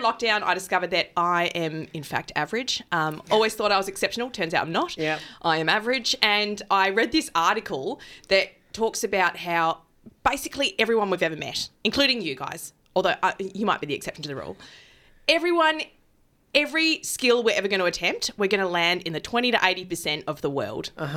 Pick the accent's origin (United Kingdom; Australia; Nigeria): Australia; Adelaide, South Australia; moved away; I'm from Adelaide